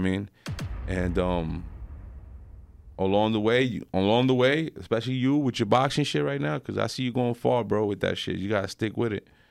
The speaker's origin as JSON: {"language": "English", "town": "West New York", "region": "New Jersey", "country": "United States", "tie": "born or raised there", "said": "I grew up in West New York, and, uh, I grew up there my whole life"}